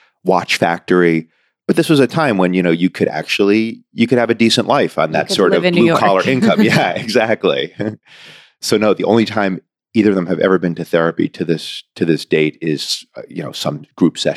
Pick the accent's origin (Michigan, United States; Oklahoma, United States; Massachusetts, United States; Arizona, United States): Massachusetts, United States; Newton; I grew up in Newton, Massachusetts